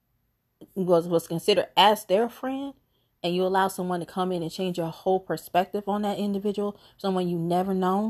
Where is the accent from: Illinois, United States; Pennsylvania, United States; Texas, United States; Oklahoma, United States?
Illinois, United States; Chicago; I am from Chicago